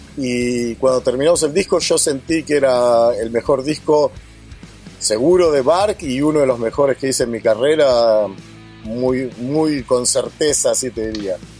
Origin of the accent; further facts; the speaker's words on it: Argentina; moved away as an adult; yo vengo de ahí, me hice ahí, me siento argentino